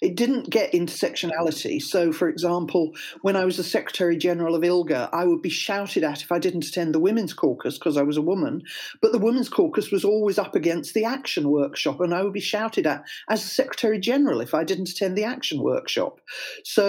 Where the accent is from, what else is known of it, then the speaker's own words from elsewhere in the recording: Welsh, Wales, United Kingdom; moved away as an adult; also born or lived in London; now in Cardiff, United Kingdom; I am Welsh